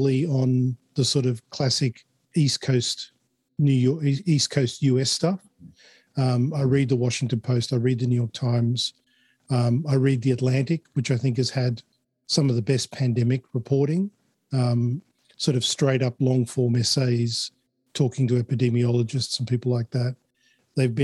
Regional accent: Chile; now in Australia; I wasn't born in Australia. I was born in Chile. So immigrating to Australia, we had to show our vaccination papers in order to immigrate

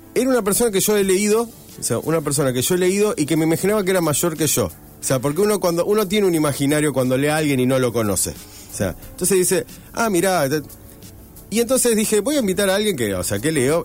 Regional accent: Rosario, Santa Fe, Argentina; Yo soy rosarino

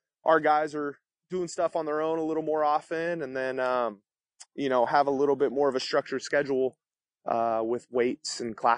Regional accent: Vallejo, California, United States; So I grew up in the Bay Area of California, in Vallejo, California, and went to St. Patrick, St. Vincent High School and graduated from there

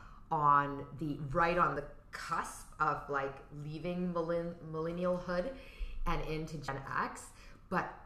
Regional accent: Toronto, Ontario, Canada; also born or lived in Unionville; I grew up in Toronto

